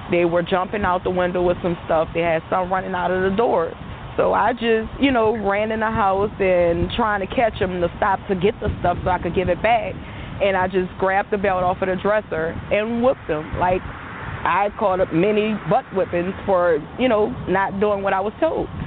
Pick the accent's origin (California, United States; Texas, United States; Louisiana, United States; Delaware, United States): Louisiana, United States; New Orleans; I'm from New Orleans